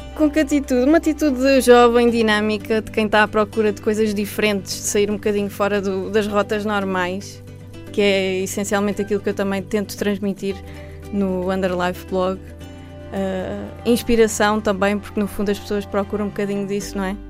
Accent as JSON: {"language": "Portuguese", "town": "Palmela", "region": "Setúbal", "country": "Portugal", "moved": "yes", "said": "as minhas origens estão também nesta, nesta região. Eu sou de Palmela e, apesar de não viver lá atualmente"}